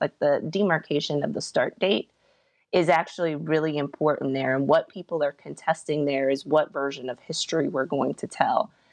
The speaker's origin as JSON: {"language": "English", "region": "Virginia", "country": "United States", "said": "I'm from Virginia"}